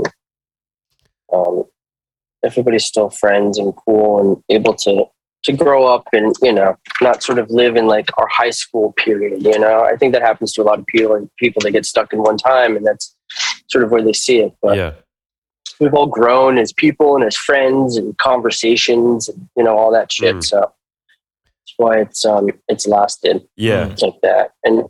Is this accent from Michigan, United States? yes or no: no; New York, United States; When I'm from New York, and you'd think like, oh, somebody in New York would want to show this stuff.